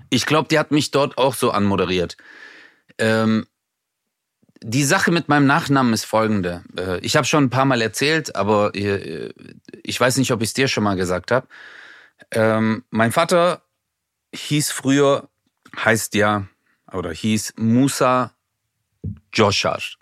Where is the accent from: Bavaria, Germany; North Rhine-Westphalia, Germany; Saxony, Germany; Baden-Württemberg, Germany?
Baden-Württemberg, Germany; Swabia; wer so einen Namen hat wie ich und damit groß geworden ist im Schwabenland